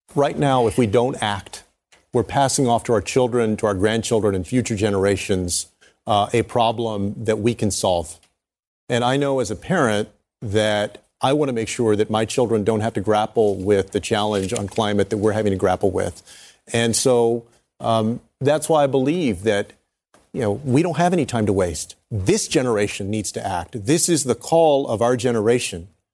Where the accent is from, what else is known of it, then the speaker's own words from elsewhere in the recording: Texas, United States; In Texas, in my home state of Texas